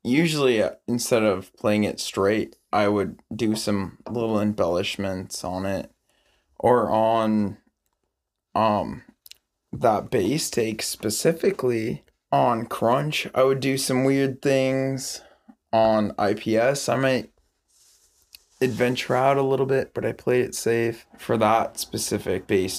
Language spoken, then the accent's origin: English; Montana, United States; now in Tacoma, United States; I'm from Montana. I'm not gonna lock my doors. That I live in Tacoma, I lock everything.